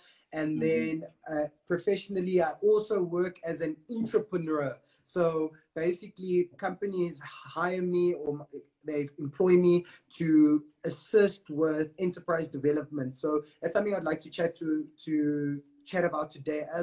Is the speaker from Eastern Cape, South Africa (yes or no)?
no; Johannesburg, Gauteng, South Africa; I'm born and bred in Joburg. I grew up in an area called Bez Valley.